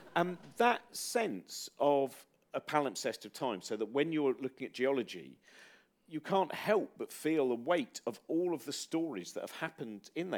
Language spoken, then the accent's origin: English; Chiltern Hills, South East England, United Kingdom; where I was brought up is in the Chiltern Hills